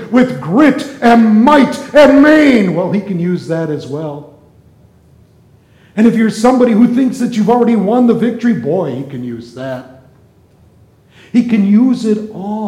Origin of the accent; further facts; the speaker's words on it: Las Vegas, Nevada, United States; I'm from Vegas